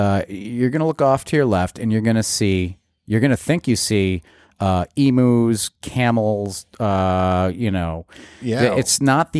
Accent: Massachusetts, United States; I grew up in Massachusetts.

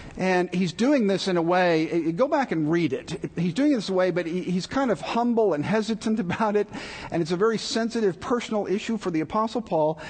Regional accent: Texas, United States; moved away; I was born and raised in Texas

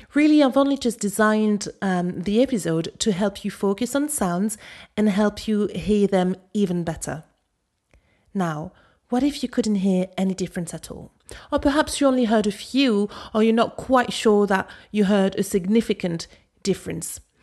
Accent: Paris, Île-de-France, France; accent: Parisian; I spoke with my Parisian accent

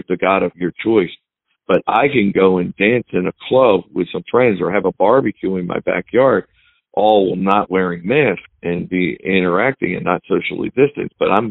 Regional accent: New Jersey, United States; I grew up here in New Jersey, and I choose to want to stay here where my family is

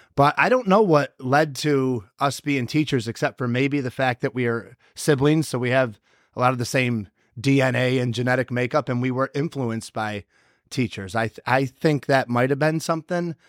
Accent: Whitesboro, New York, United States; I'm from Whitesboro. I grew up about, oh, it's a twelve-minute ride probably from here.

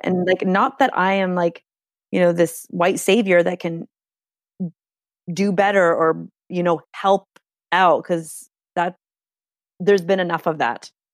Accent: Canada; first language Hungarian; English is a second language; first generation Canadian, my, like, my first language here was Hungarian. I went to Catholic school

